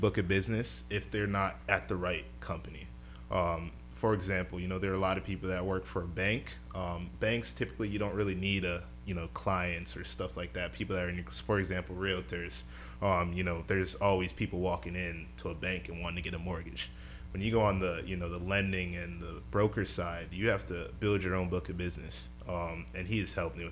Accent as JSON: {"language": "English", "town": "Coral Springs", "region": "Florida", "country": "United States", "tie": "born or raised there", "said": "I'm from the Coral Springs area. Born and raised, grew up just playing sports"}